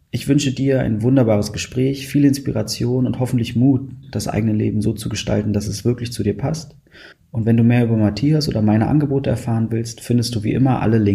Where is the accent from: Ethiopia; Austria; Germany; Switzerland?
Germany; Berlin; dass ich als Berliner Moin nie benutze hier